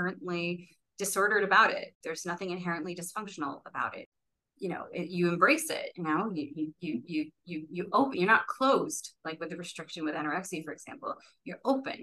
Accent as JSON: {"language": "English", "town": "New York City", "region": "New York", "country": "United States", "tie": "born or raised there", "said": "I'm born and raised in Brooklyn"}